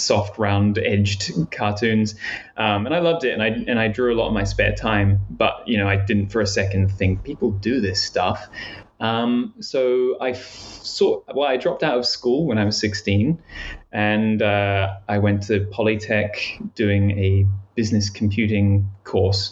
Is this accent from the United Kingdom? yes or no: no; New Zealand; I grew up in New Zealand